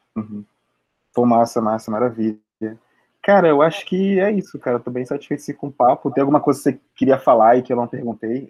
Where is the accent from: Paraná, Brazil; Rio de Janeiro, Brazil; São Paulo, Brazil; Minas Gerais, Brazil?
Rio de Janeiro, Brazil; Baixada Fluminense; moved away as an adult; now in Rio de Janeiro, Brazil; também sou da Baixada também